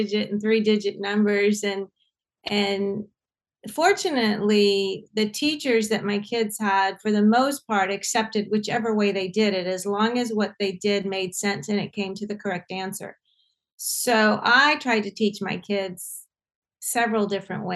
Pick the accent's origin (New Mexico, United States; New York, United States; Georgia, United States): Georgia, United States; Augusta; I grew up in Augusta, Georgia